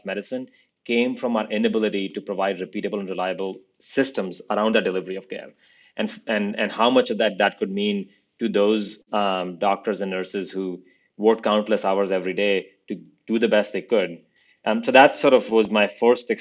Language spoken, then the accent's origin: English; India; now in United States; I grew up in India